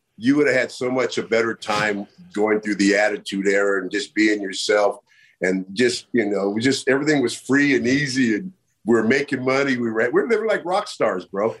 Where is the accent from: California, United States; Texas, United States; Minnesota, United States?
California, United States; Bay Area; I'm from the Bay Area